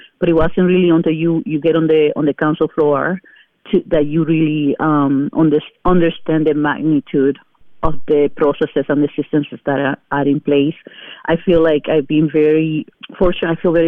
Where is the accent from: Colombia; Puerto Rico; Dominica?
Puerto Rico; now in Madison, United States; So I am a resident of the city of Madison since 1991. I came here from Puerto Rico, and we settled on the Don Smarsh neighborhood area in 1996 when our son was like 4 months old.